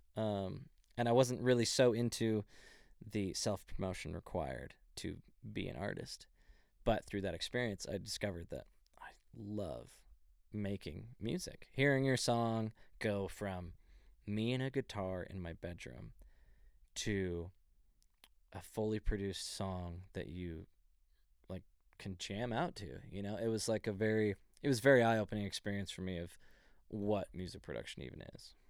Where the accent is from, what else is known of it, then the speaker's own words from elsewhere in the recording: Dallas, Texas, United States; I'm originally from Dallas, Texas, like a little bit outside of Dallas